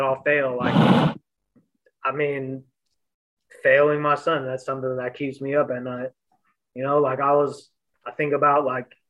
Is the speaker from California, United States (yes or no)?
yes; San Francisco, California, United States; also born or lived in Pacifica, California; I grew up in the Panhandle. Like I grew up on the Viz. You know, and even if, you know, I grew up between DeViz and Pacifica